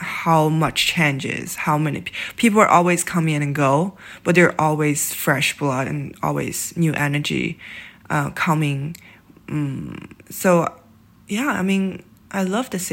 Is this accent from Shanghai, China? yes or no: yes; Shanghai, China; moved away as an adult; now in New York City, United States; I was born and raised in Shanghai.